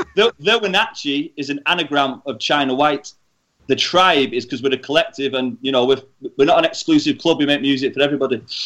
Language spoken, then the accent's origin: English; Warrington, North West England, United Kingdom; also born or lived in Liverpool; I was born in Liverpool, but I've grown up in Warrington